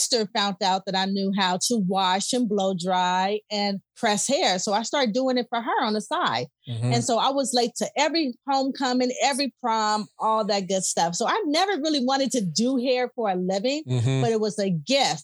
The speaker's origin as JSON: {"language": "English", "town": "Los Angeles", "region": "California", "country": "United States", "tie": "born or raised there", "said": "I'm from South Central LA."}